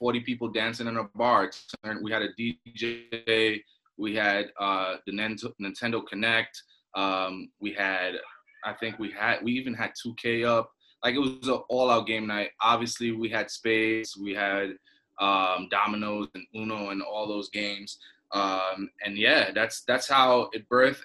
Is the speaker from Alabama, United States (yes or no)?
no; New York City, New York, United States; also born or lived in Trinidad and Tobago; I'm from Brooklyn, New York. By way of Trinidad and Tobago. So I actually lived in Trinidad and Tobago for 10 years. I was born here in Brooklyn